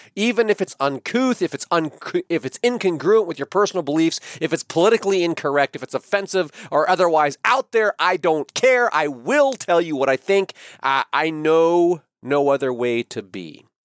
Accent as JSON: {"language": "English", "country": "United States", "said": "I am an American patriot"}